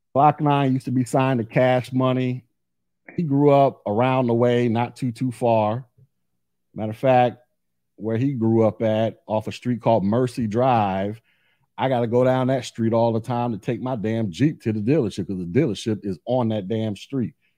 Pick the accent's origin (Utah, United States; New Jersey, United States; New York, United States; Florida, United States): Florida, United States; Orlando; I'm from Orlando. Live here now